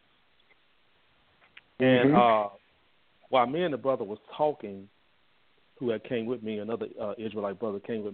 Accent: Mississippi, United States; now in Fort Worth, United States; I'm originally from Mississippi.

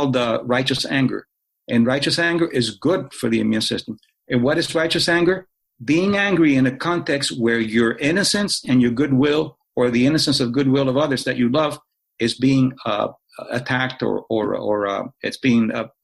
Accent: Cuba; moved away; I was born in Cuba.

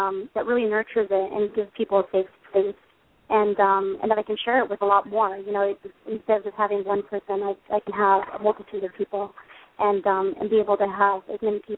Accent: California, United States; moved away; I'm originally from California, so, you know, went back home

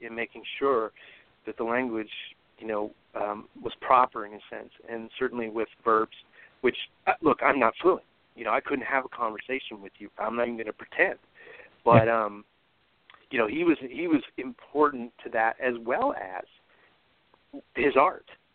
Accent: California, United States; first language English; when I was growing up in California

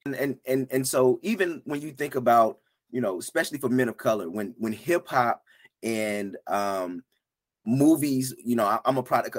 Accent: about four hours from Charlotte, North Carolina, United States; also born or lived in Atlanta, Georgia; now in Charlotte, United States; I grew up about four hours from Charlotte, so maybe it was a North Carolina thing

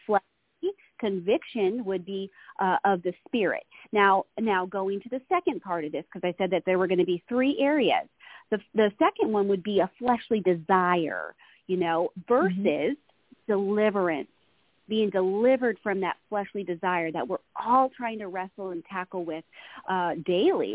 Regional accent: Florida, United States; moved away as an adult; now in California, United States; I was actually I was born and raised in Florida

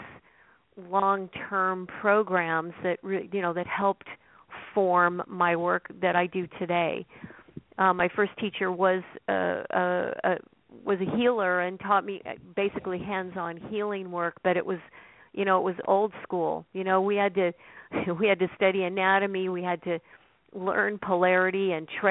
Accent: Oregon, United States; I grew up in Oregon, and I grew up on a farm.

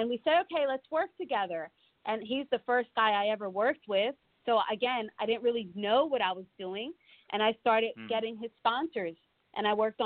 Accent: Philadelphia, Pennsylvania, United States; now in Phoenix, United States; We're both from Philly

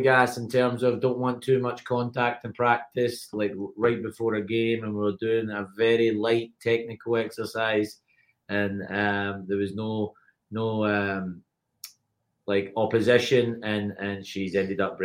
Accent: Paisley, Scotland, United Kingdom; moved away as an adult; also born or lived in North Carolina / Tennessee; now in United States; So I'm originally from Paisley, Scotland, which is just outside Glasgow

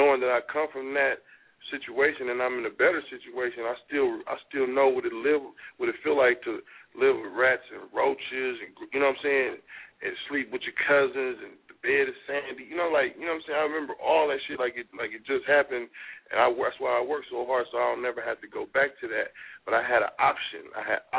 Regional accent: Oakland, California, United States; growing up in Oakland, like, everybody, like, day one, boom, teach you how to hustle.

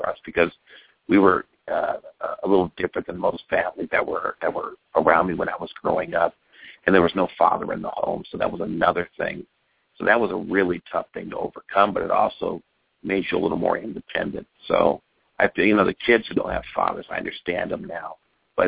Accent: West Covina, California, United States; also born or lived in Milwaukee, Wisconsin; I was originally born in Milwaukee, but I got here when I was 6 months old. So I grew up right here in Pasadena, in a little city called West Covina

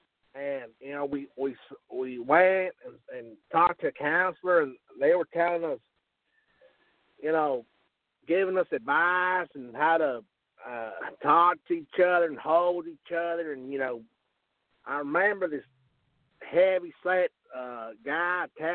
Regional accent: the Bible Belt, United States; we're from the Bible Belt.

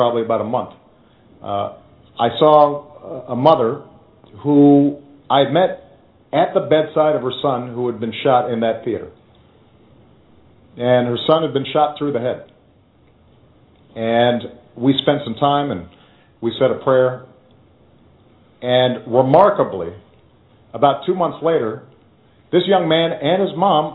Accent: Chicago, Illinois, United States; my hometown of Chicago

